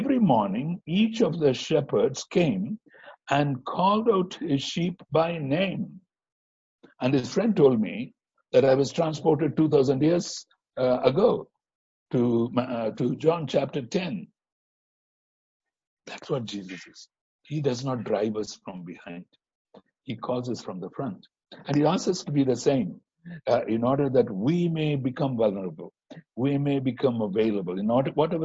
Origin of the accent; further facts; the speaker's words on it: India; moved away; also born or lived in Singapore; as Indian Christians